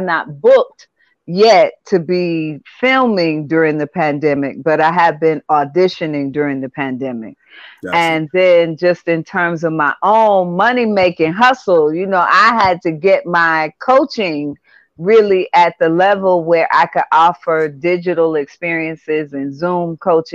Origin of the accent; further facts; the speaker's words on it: Asheville, North Carolina, United States; also born or lived in Wilmington, Delaware; I am from Asheville, North Carolina. So I was actually born in Delaware, but the majority of my formative years were in Asheville